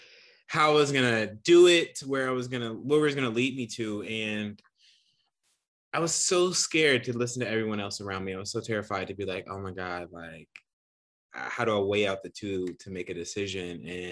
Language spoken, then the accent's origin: English; Toledo, Ohio, United States; moved away as an adult; also born or lived in United Kingdom; now in New York, United States; I'm from Toledo, Ohio